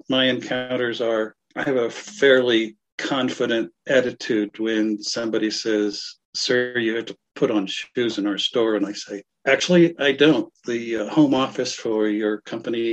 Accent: Northern Colorado, United States; I am from Northern Colorado

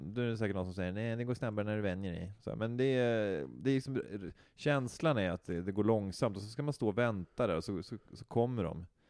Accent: Knivsta, Uppsala County, Sweden; jag är uppväxt i Knivsta

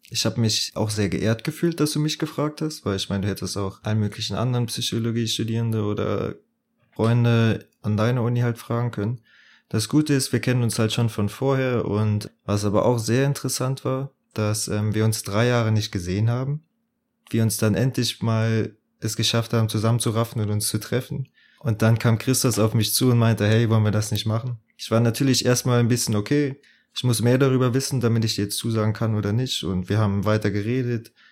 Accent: Bitburg, Rhineland-Palatinate, Germany; born there; now in Munich, Germany; studiere in München, komme gebürtig aus Bitburg. Die Hälfte der Leute weiß wahrscheinlich gar nicht, wo Bitburg liegt. Aber jeder kennt das Bier, ja, ist genau aus der Stadt. Und ja, ist halt in äh, Südwestdeutschland.

